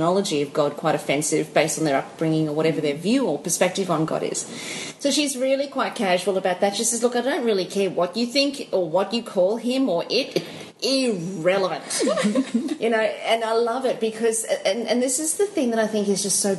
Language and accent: English; South Africa; moved away; I'm South African. And for those of you guys who didn't know that, I was born in South Africa.